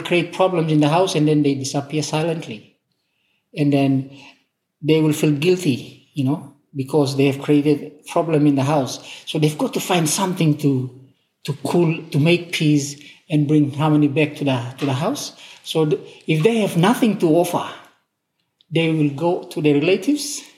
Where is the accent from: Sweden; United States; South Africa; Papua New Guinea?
Papua New Guinea; we are from Papua New Guinea